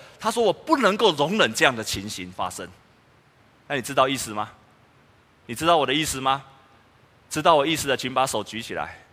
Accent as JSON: {"language": "Chinese", "country": "Taiwan", "said": "我们台湾人的祖先"}